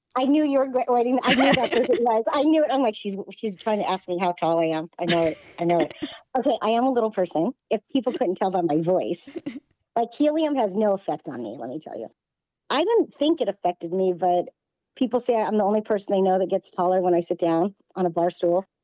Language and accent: English; Los Angeles, California, United States; born or raised there; now in Las Vegas, United States